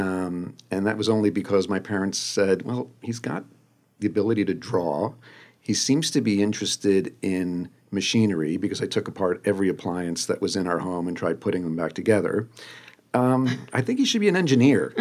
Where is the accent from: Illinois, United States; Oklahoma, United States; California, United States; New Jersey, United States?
New Jersey, United States; also born or lived in Buenos Aires, Argentina; I was born in Buenos Aires, um, came to the U S when I was two, and, uh, grew up in the suburbs of New Jersey.